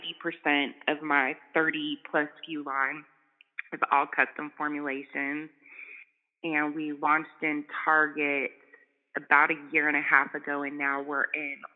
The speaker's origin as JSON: {"language": "English", "region": "California", "country": "United States", "tie": "born or raised there", "also_born_or_lived": "Bay Area, California / Chico, California / Charlotte, North Carolina", "moved": "as an adult", "said": "growing up in California, luckily I wasn't in the South"}